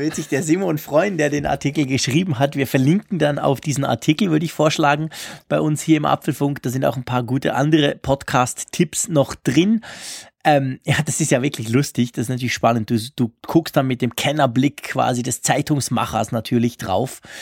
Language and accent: German; Switzerland; bei uns in der Schweiz